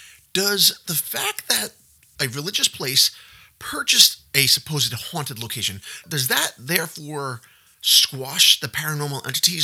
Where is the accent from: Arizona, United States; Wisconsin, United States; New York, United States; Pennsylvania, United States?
New York, United States; Yonkers; we are actually heading down to my hometown of Yonkers, New York